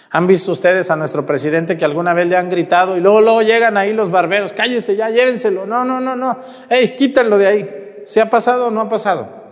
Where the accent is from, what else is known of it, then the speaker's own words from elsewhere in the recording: Jalisco, Mexico; moved away; allá en mi tierra de donde yo soy